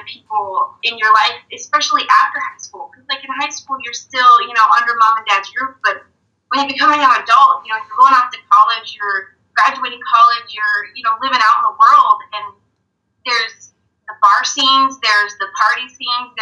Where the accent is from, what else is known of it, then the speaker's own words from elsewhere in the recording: Yakima, Washington, United States; moved away as an adult; also born or lived in San Diego; I was born and raised in Yakima, but I grew up in San Diego